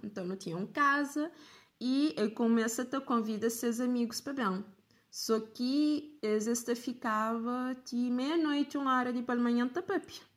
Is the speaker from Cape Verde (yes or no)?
yes; Cape Verde; como cabo-verdiana